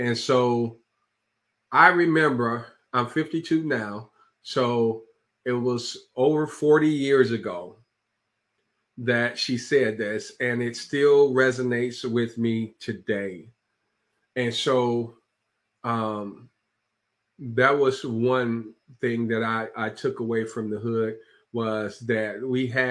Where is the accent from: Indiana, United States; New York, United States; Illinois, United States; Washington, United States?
Illinois, United States; Chicago; I'm from Chicago, Illinois, and I grew up on the south side of Chicago